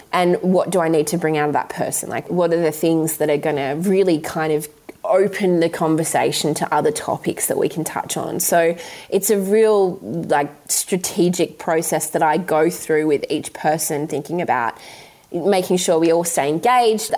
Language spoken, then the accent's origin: English; Western Australia, Australia; I grew up in West Australia